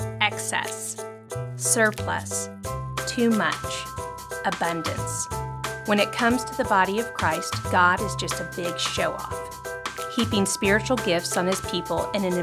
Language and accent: English; Louisiana, United States; now in Dallas, United States; I am originally from Louisiana.